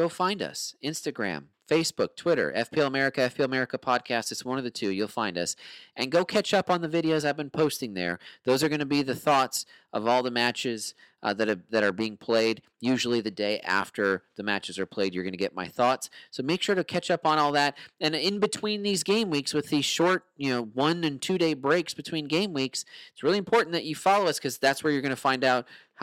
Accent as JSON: {"language": "English", "country": "United States", "said": "as an American sports fan"}